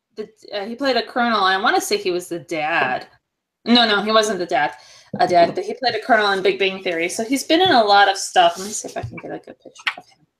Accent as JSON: {"language": "English", "region": "East Coast of New York", "country": "United States", "tie": "born or raised there", "said": "I grew up on the East Coast of New York"}